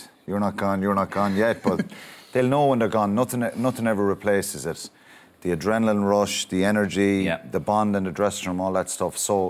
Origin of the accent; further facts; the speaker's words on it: Tipperary, Munster, Ireland; I grew up in Tipperary